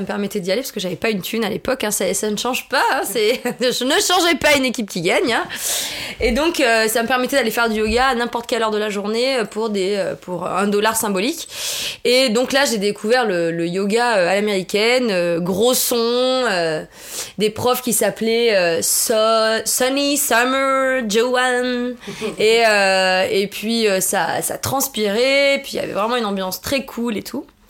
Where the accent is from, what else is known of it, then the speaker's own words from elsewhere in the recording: southern France, France; moved away; also born or lived in New York; Je suis pas originaire de Paris. Je suis du sud de la France.